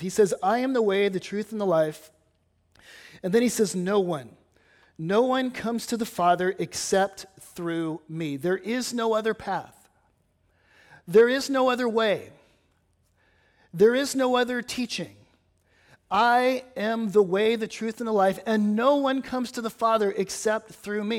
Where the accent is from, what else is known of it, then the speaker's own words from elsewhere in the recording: California, United States; now in Batesville, United States; having grown up in California